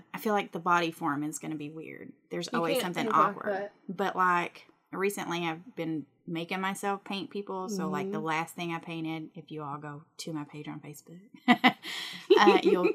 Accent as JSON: {"language": "English", "region": "Michigan", "country": "United States", "accent": "Michigan", "moved": "yes", "lives_now": "Kentucky, United States", "said": "my Michigan accent"}